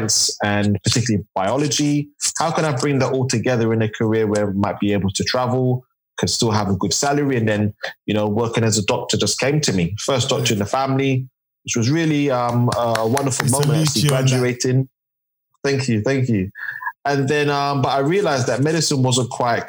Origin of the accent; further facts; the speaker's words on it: London, United Kingdom; I'm from East London, Tower Hamlets, born and raised.